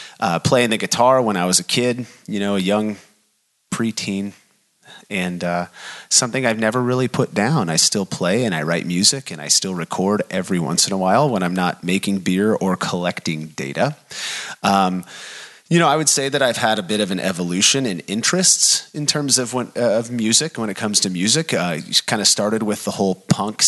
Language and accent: English; Bellingham, Washington, United States; I'm from Bellingham, so there's kind of a hometown feel there